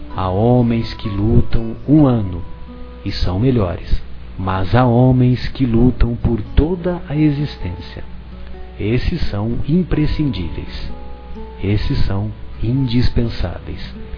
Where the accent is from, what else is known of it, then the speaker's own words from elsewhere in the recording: São José do Rio Pardo, São Paulo, Brazil; eu sou de São José do Rio Pardo e é bem próximo da divisa com o sul de Minas